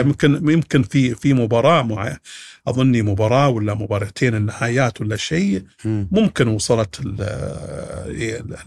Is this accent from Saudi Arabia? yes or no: yes; Saudi Arabia; عندنا في السعوديه